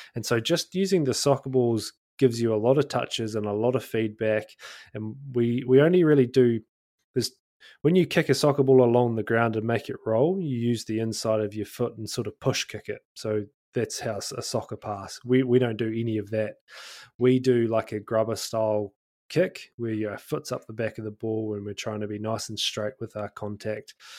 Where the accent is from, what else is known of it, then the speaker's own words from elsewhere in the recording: North Otago, New Zealand; North Otago, actually, my hometown